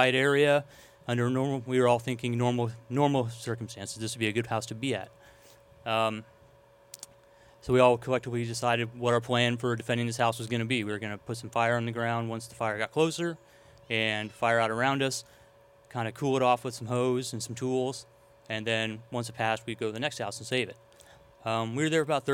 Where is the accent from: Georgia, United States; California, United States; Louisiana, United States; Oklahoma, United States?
California, United States; Old Shasta; I'm from Old Shasta, so it was difficult to see my my hometown being destroyed pretty much piece by piece